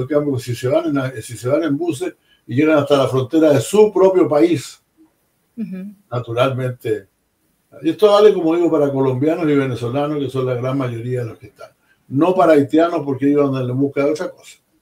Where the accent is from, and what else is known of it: Chile